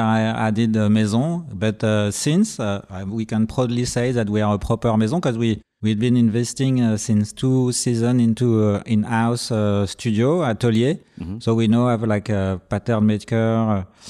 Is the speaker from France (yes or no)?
yes; Paris, Île-de-France, France; English is a second language; And we were like thinking that they do love Paris so much in Japan, and we are from Paris